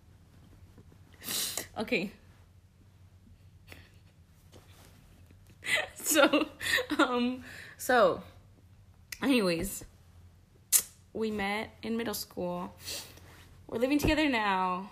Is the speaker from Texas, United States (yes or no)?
yes; El Paso, Texas, United States; moved away as an adult; now in Austin, United States; we live in Austin, Texas. We're originally from El Paso, Texas. I moved out here 4 years ago to go to culinary school